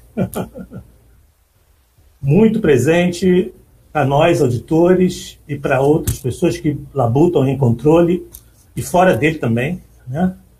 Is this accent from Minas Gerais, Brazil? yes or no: no; Rio de Janeiro, Brazil; Eu nasci na Penha